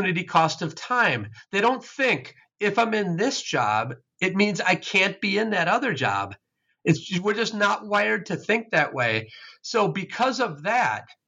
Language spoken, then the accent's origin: English; Wisconsin, United States; I was raised in Wisconsin.